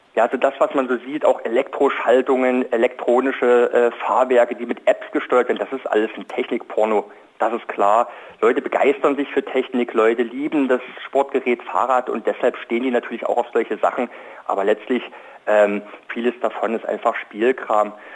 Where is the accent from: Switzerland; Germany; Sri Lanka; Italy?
Germany; East Germany; ich bin zum Beispiel in der DDR äh, aufgewachsen